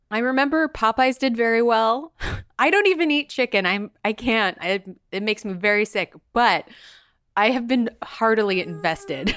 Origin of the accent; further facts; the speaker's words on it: Bakersfield, California, United States; I'm from Bakersfield, California